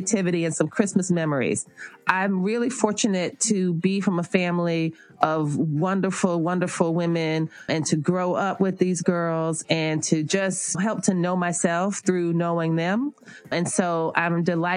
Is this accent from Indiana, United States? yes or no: no; West Palm Beach, Florida, United States; we grew up in South Florida in West Palm Beach